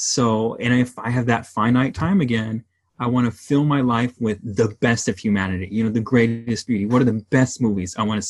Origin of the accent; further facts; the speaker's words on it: Los Angeles, California, United States; growing up in Southern California, the Los Angeles